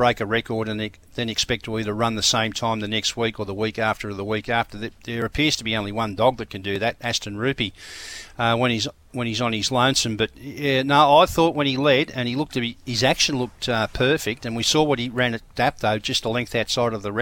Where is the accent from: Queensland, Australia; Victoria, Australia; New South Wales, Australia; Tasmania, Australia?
Queensland, Australia; I know from being a Queenslander